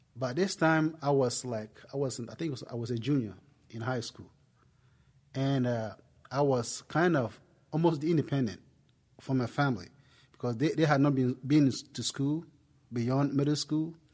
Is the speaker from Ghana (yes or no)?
yes; Ghana; accent: Ghanaian; moved away as an adult; now in United States; I'm originally from Ghana. If, I mean, if you're wondering where the accent came from, it came from, it came from Ghana, West Africa